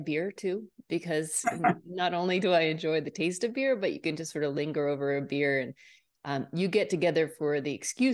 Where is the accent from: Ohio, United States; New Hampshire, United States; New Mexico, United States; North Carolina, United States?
New Hampshire, United States; Portsmouth; I am originally from Portsmouth, New Hampshire. So right on the seacoast.